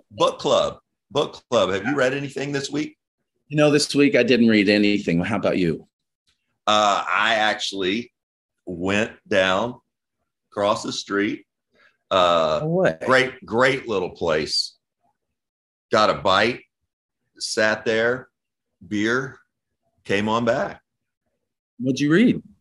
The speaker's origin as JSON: {"language": "English", "region": "Kentucky", "country": "United States", "tie": "born or raised there", "said": "Josh and I grew up in Kentucky in a little bit of a bubble"}